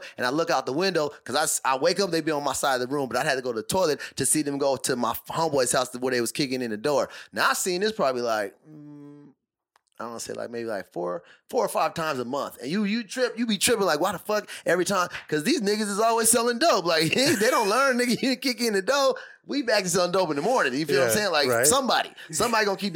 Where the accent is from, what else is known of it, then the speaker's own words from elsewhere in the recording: Tucson, Arizona, United States; now in Singapore; I grew up, you know, we're from Tucson. So we grew up by a lot of West Coast